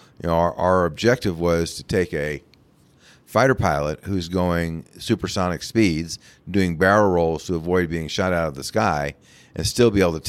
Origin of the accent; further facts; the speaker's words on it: New York, United States; now in Littleton, United States; I grew up just outside of New York City.